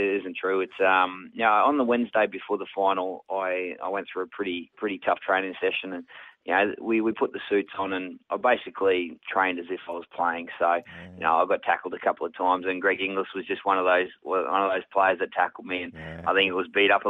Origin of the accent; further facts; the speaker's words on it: Queensland, Australia; If I had a shirt on at all, it was quite hot up in North Queensland. So, some great photos of growing up in North Queensland.